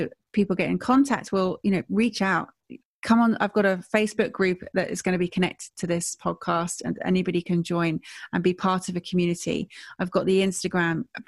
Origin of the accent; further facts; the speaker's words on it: Stratford-upon-Avon, West Midlands, United Kingdom; I'm from Stratford-upon-Avon